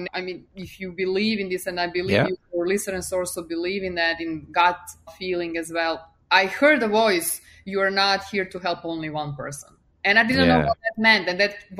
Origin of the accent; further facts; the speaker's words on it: Serbia; English is a second language; moved away as an adult; now in United States; I left hometown to finish university. And then I moved from Serbia to US